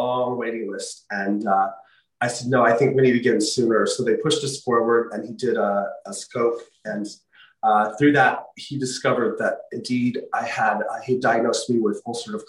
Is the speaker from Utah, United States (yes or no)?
yes; Utah, United States; my home state, the University of Utah